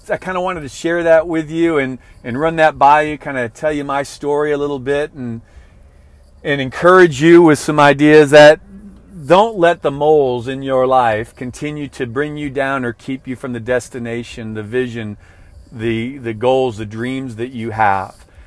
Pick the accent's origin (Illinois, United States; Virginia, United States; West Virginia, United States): Illinois, United States; Illinois outside of Chicago, United States; I grew up in Illinois outside of Chicago